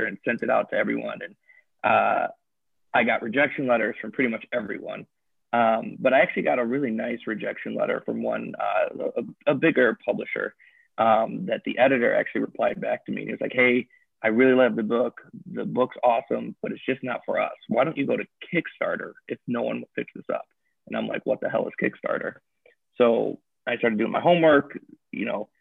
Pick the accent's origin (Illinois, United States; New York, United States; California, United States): Illinois, United States; Chicago; I'm from Chicago. I'm a writer and creator out here